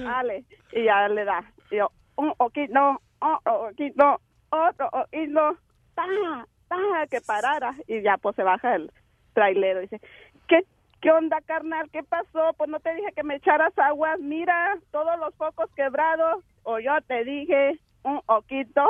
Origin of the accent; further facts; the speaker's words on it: Piedras Negras, Coahuila, Mexico; now in Oklahoma, United States; Yo soy de Coahuila de Piedras Negras